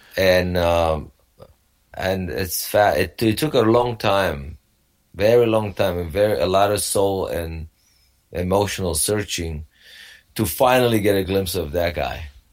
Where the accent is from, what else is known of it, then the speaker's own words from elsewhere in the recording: Romania; moved away; I grew up in uh, Romania. Back then, it was a communist Romania